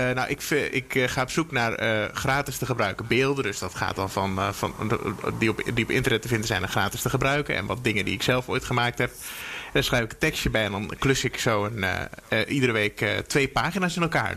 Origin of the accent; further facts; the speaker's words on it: Veluwe, Gelderland, Netherlands; moved away; Ik ben geboren op de Veluwe ongeveer in het bos